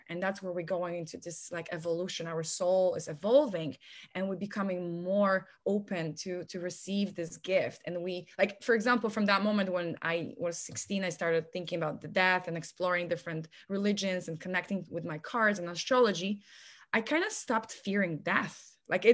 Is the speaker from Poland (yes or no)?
yes; Poland; moved away as an adult; now in United States; I'm originally from Poland. I've been here in America for almost 11 years.